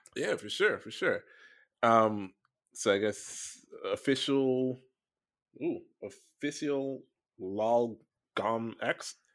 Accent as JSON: {"language": "English", "region": "Florida", "country": "United States", "tie": "born or raised there", "moved": "yes", "said": "growing up in Florida"}